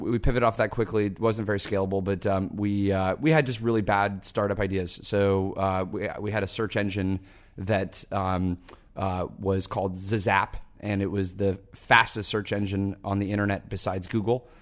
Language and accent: English; Seattle, Washington, United States; I grew up in Seattle